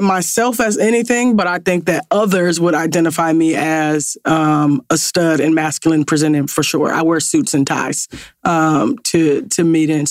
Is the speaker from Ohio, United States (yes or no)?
yes; Ohio, United States; growing up in Ohio, I hooped